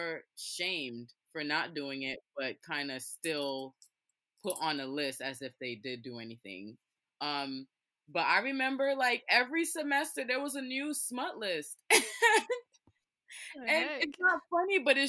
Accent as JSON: {"language": "English", "town": "New York City", "region": "New York", "country": "United States", "tie": "born or raised there", "said": "I grew up in Brooklyn, went to a Brooklyn school"}